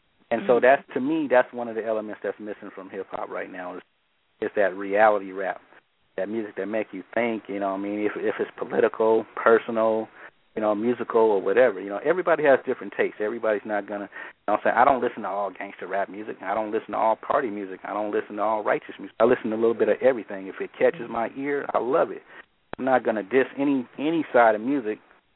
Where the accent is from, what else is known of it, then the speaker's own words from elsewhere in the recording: Oakland, California, United States; also born or lived in the East (born); growing up in Oakland, that's all you're surrounded by Black Panthers